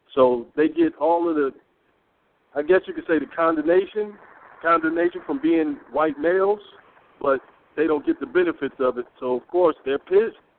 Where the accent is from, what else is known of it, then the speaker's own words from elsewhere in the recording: Peoria, Illinois, United States; I'm from the inner city of a place called Peoria, Illinois. So not Chicago, a little smaller